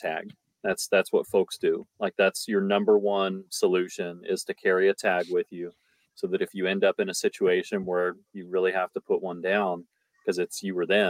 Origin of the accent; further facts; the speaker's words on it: Colorado, United States; now in Alaska, United States; I was born in Colorado